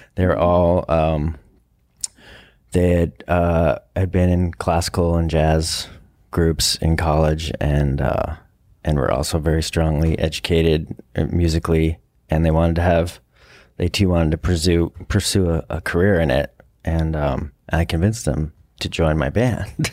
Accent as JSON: {"language": "English", "area": "Westchester", "region": "New York", "country": "United States", "tie": "born or raised there", "also_born_or_lived": "Colorado", "moved": "yes", "said": "I grew up in Westchester"}